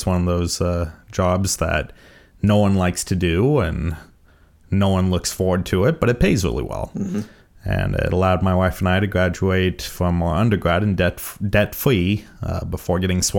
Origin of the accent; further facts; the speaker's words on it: California, United States; So I won't be able to say that for much longer, that I'm mostly from California.